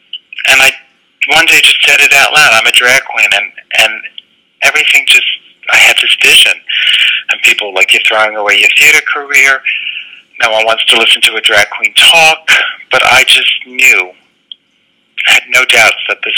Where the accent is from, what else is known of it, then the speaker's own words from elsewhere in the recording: Bronx, New York, United States; Well, I grew up in the Bronx, and it was a pleasant neighborhood, but it was in the 70s